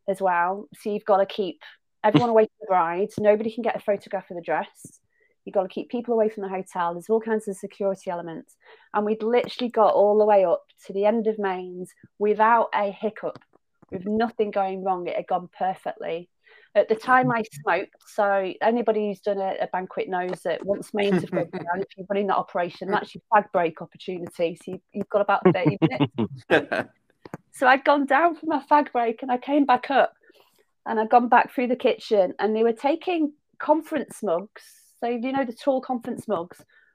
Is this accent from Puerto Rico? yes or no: no; Southport, North West England, United Kingdom; accent: Lancashire; So I'm from Southport originally. So I'm a Merseyside girl with a Lancashire accent